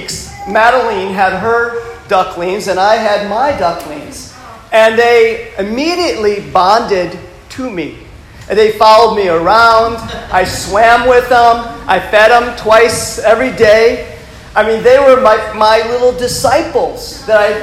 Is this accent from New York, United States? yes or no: no; Michigan, United States; moved away; I'm from the northern part of the United States, and I grew up on a lake in Michigan